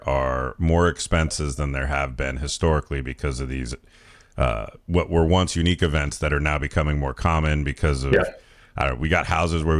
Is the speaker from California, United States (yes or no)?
yes; California, United States; I'm a Californian